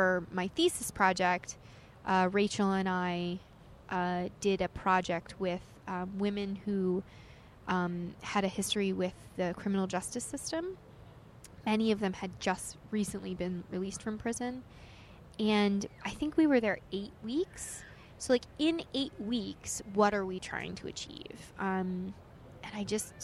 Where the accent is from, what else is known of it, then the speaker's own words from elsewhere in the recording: Knowlton, New Jersey, United States; now in New York, United States; I grew up in Warren County, New Jersey. So, Knowlton, New Jersey. It's, like, very country.